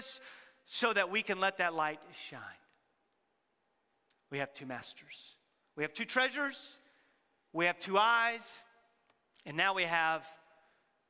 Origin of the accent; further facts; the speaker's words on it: Texas, United States; many of us are from Texas